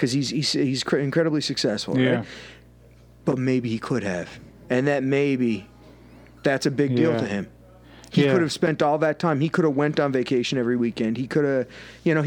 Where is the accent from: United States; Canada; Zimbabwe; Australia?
Canada; we're Canadian